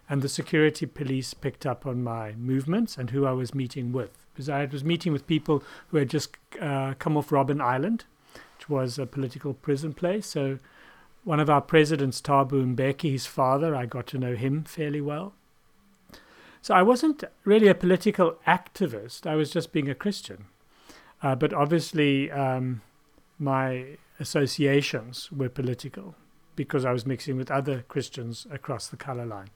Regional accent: South Africa; moved away as an adult; now in Germany; I grew up in South Africa

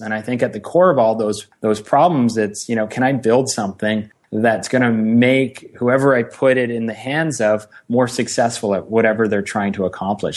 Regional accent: Ottawa, Ontario, Canada; moved away as an adult; also born or lived in Halifax, Nova Scotia; I'm an Ottawa, Ontario, Canada kid, born and raised in in Ottawa

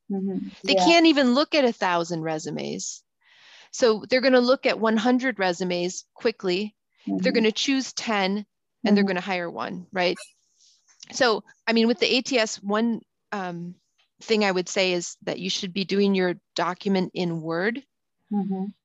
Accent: United States; I can say that because I'm actually American and I went to school, I went to high school in Europe and I went to college there. Mm. And then mm. I came back to the US, right?

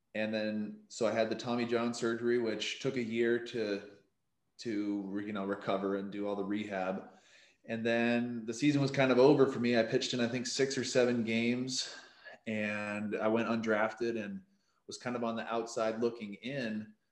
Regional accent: Maine, United States; moved away as an adult; now in San Diego, United States; I'm from Maine originally

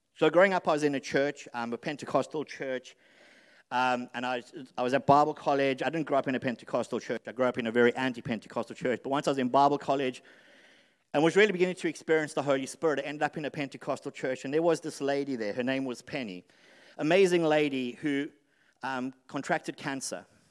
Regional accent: South Africa; moved away; I lived, I grew up in South Africa

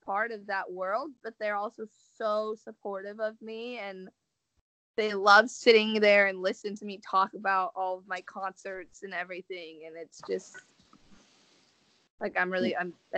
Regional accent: Seattle, Washington, United States; now in California, United States; I'm from Seattle, but I live in California, but I go home every once in a while

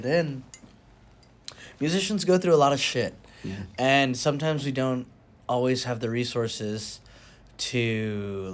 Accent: South Texas, United States; I'm from South Texas

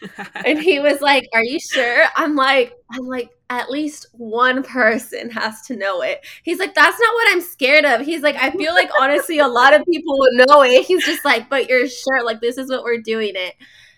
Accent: Mexico; I'm from Mexico, and in Mexico we do cumbia

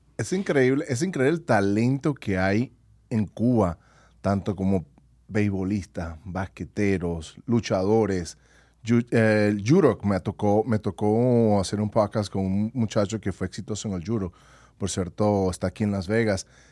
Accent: Venezuela; now in United States; en mi país, en Venezuela.

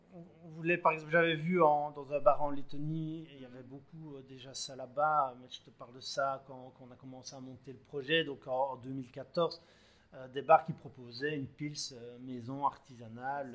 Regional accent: Belgium; chez nous en Belgique

